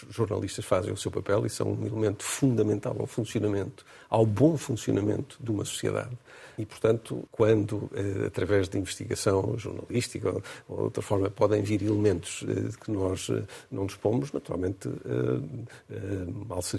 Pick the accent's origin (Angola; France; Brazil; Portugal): Portugal; continua a ser a transportadora que eu privilegio, porque sou português